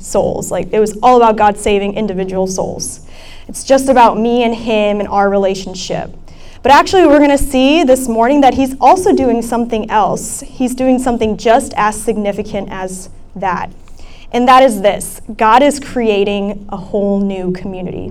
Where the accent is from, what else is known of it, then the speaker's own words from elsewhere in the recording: Centreville, Virginia, United States; moved away as an adult; now in New Haven, United States; I am from Northern Virginia. I'm from Centerville